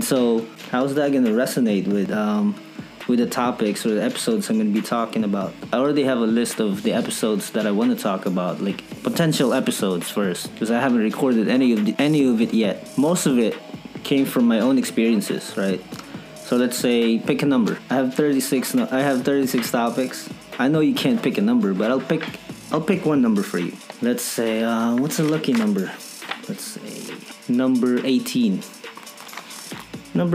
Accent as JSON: {"language": "English", "country": "Philippines", "said": "I'm from the Philippines, right? Filipino, full-blooded, proud Filipino"}